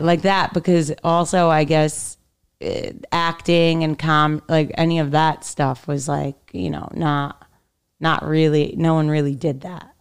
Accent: New York City, New York, United States; also born or lived in Manhattan; I grew up in Brooklyn

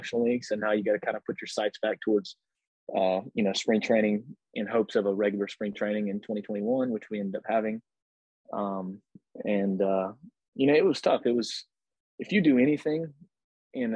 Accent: Pensacola, Florida, United States; Pensacola. That's my hometown, Pensacola, Florida.

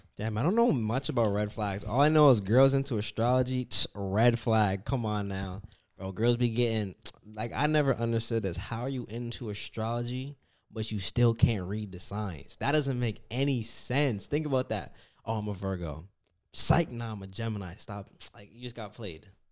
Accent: Canada; moved away as an adult; now in United States; I'm from Canada.

